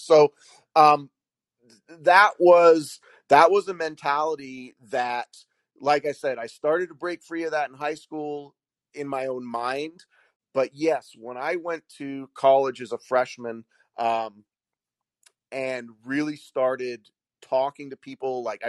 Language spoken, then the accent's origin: English; Washington, United States; a lot of the people that I grew up with here in Washington State, I, you know, like I said, I went to junior high and high school here.